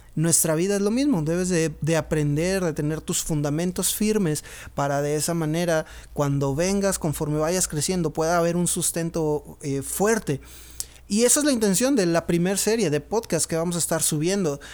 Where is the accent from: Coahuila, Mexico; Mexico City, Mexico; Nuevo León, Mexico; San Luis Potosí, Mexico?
Nuevo León, Mexico; Monterrey; now in Pachuca, Mexico; soy originario de Monterrey, vivo en Pachuca Hidalgo